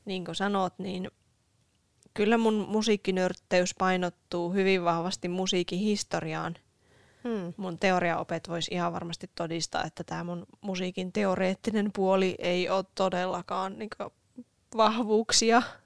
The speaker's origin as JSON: {"language": "Finnish", "town": "Oulu", "region": "North Ostrobothnia", "country": "Finland", "tie": "born or raised there", "said": "oululainen syntyjään ja myös nykyään"}